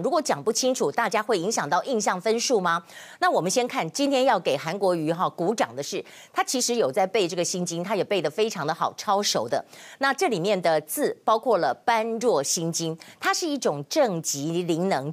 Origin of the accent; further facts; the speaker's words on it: Kaohsiung, Taiwan; 我们高雄